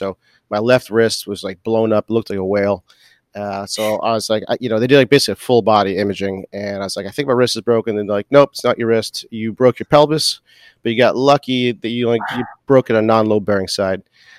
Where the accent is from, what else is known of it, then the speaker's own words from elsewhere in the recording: Boston, Massachusetts, United States; I'm from Boston. So I play hockey.